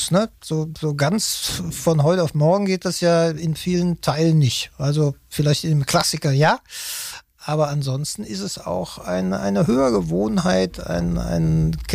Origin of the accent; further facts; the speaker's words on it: Cologne, North Rhine-Westphalia, Germany; da muss ich ja als Kölner froh sein und glücklich